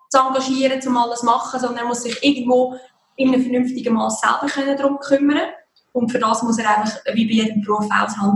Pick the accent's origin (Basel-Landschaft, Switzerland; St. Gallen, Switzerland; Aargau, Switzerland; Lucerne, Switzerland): Lucerne, Switzerland; ich komme aus Luzern, ich bin seit zehn Jahren mit Social Media unterwegs